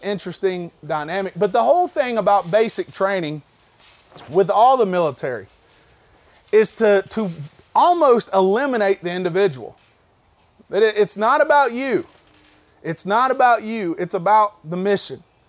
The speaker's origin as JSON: {"language": "English", "town": "Candler", "region": "North Carolina", "country": "United States", "said": "I'm this kid from Candler, North Carolina"}